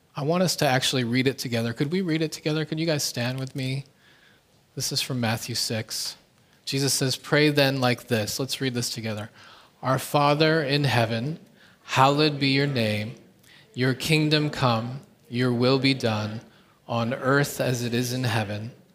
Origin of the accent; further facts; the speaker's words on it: Canada; now in South Korea; my home country, Canada